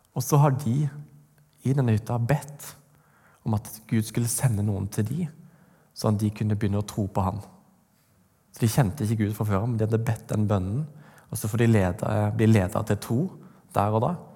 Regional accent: Vegårshei, Agder, Norway; moved away; Jeg Kommer fra Vegårs her, på Sørlandet.

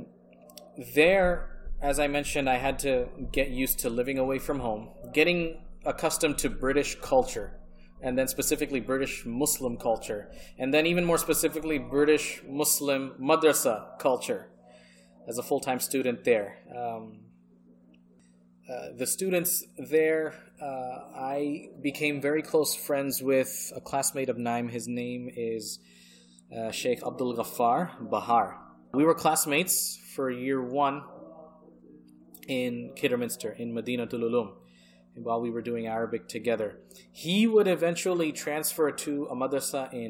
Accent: United States; English is a second language; also born or lived in England; I'm from America

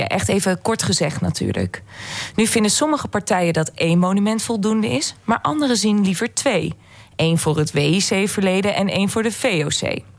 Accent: Netherlands; wij Nederlanders

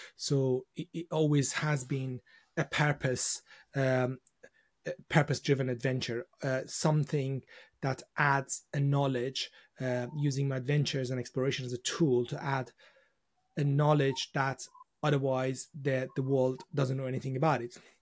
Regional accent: Iran; now in United Kingdom; I was born in Iran, and, uh, when I was growing up, uh, during the, uh, sort of the, uh, the beginning of my sort of childhood, I'd, I'd remember just war and, uh, you know, revolution

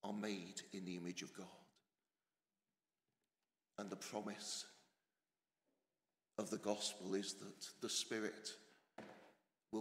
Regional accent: England, United Kingdom; moved away as an adult; now in Scotland; I'm English, stubbornly so, despite nearly two decades in a better place

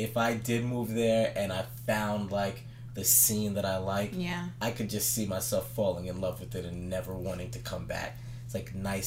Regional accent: East Coast, United States; I'm from the East Coast

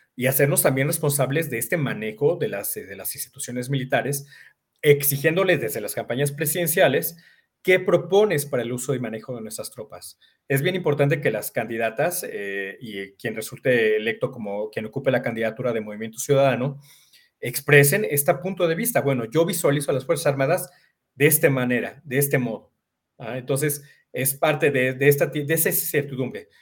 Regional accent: Mexico; somos vecinos de Estados Unidos

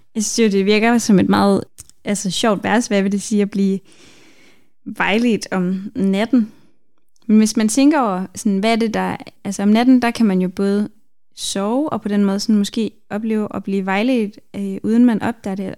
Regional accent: Denmark; jeg er vokset op i Danmark

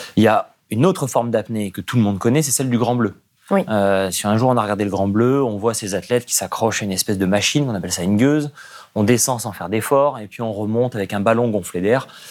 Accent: Nice, Provence-Alpes-Côte d'Azur, France; J'ai grandi à Nice

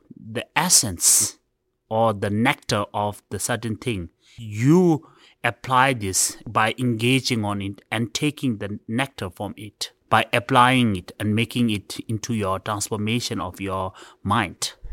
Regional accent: India; I was born in India

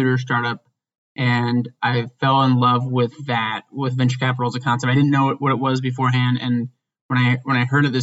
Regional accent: Indiana, United States; now in Chicago, United States; I'm from Indiana

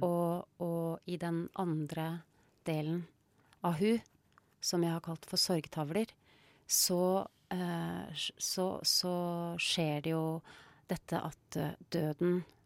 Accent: Rjukan, Vestfold og Telemark, Norway; Da jeg vokste opp på Rjukan, så sa jeg hun, jeg sa ikke hun

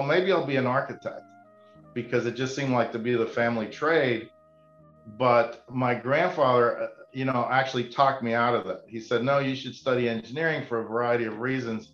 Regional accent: South Florida, United States; the house that I grew up in South Florida

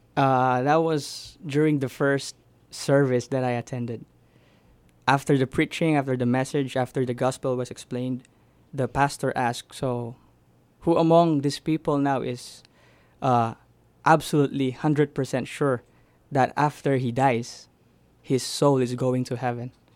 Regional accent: Philippines; moved away; I grew up in the Philippines

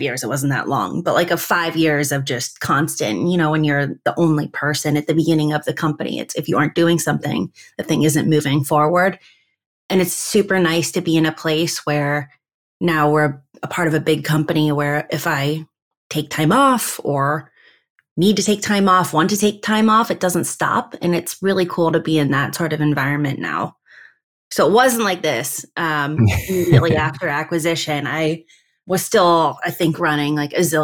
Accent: between Akron and Canton, Northeast Ohio, United States; now in Cleveland, United States; I was born in Northeast Ohio between Akron and Canton

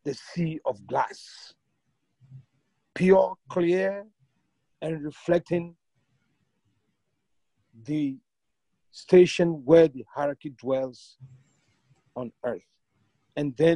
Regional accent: Ghana; moved away; I'm originally from Ghana, and I get the chance usually to visit every year.

